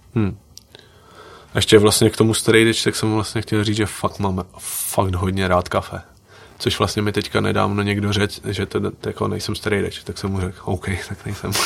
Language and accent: Czech; Liberec, Liberec Region, Czechia; born or raised there; also born or lived in Slovakia